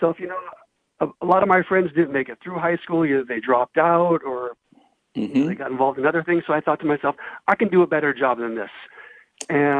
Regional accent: South Gate, California, United States; I grew up in Southgate, which is kind of like a working class community in southeast Los Angeles

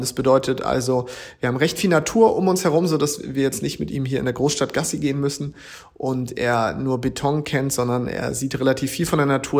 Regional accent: Schleswig-Holstein, Germany; moved away as an adult; now in Hamburg, Germany; ich komme ja aus Schleswig-Holstein

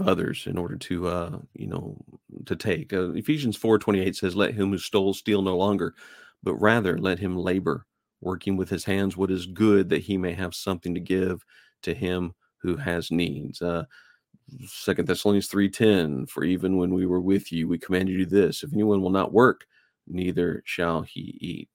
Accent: New Mexico, United States; moved away as an adult; I lived there a good portion of my life, and I used to get that a lot, especially when I moved out east. They just couldn't wrap their heads around the fact that I was from New Mexico

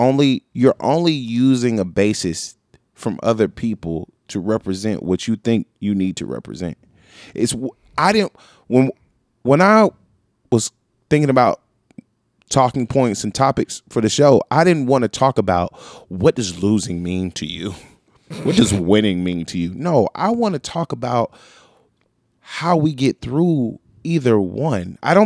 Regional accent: the South, United States; I'm from the South.

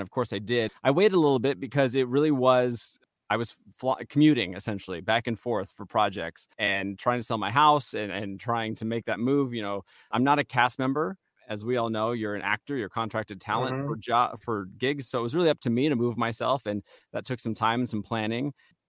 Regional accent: Los Angeles, California, United States; moved away; also born or lived in Kansas City; You got to move to LA, which was home for me

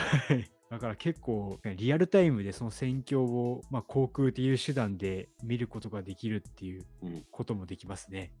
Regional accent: Hiroshima, Japan; 僕の地元広島

